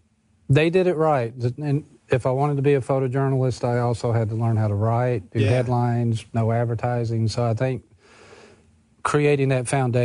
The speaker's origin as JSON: {"language": "English", "town": "Jackson", "region": "Mississippi", "country": "United States", "tie": "born or raised there", "also_born_or_lived": "Brookhaven, Mississippi", "moved": "as an adult", "lives_now": "Mississippi Gulf Coast, United States", "said": "Jackson's my hometown, born and raised."}